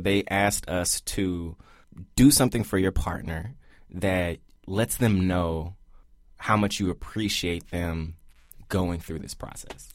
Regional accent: Memphis, Tennessee, United States; We're from Memphis, Tennessee.

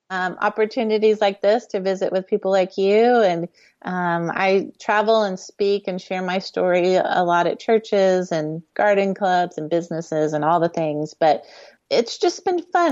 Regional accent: Houston, Texas, United States; we grew up in Houston

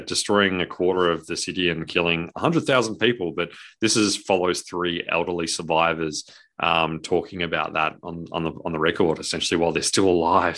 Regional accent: Australia; we're Australian

